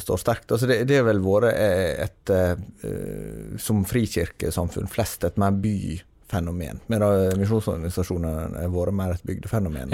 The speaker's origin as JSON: {"language": "Norwegian", "town": "Herøy", "region": "Møre og Romsdal", "country": "Norway", "said": "det er kommunesenter i Herøy kommune på Sunnmøre, der jeg kommer fra."}